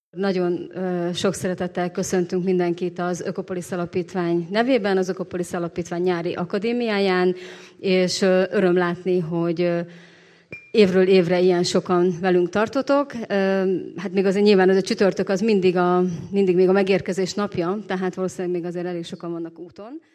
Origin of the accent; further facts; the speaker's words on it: Pécs, Baranya, Hungary; én magam ugye Pécsi vagyok